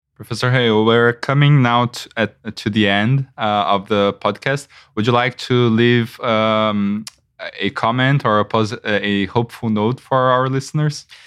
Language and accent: English; Brazil; I am from Brazil